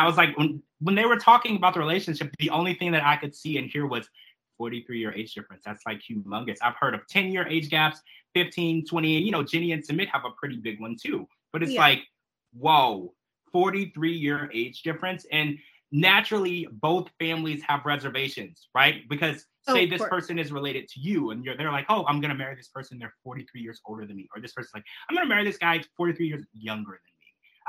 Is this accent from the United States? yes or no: yes; United States; as an American